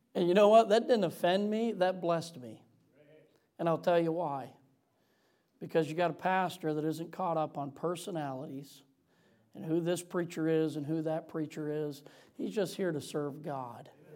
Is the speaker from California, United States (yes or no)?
no; Michigan, United States; moved away; I'm from Michigan originally